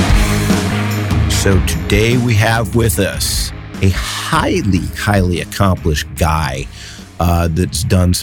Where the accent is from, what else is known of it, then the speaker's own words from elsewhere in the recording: Cleveland, Ohio, United States; now in San Francisco Bay Area, United States; I'm from Cleveland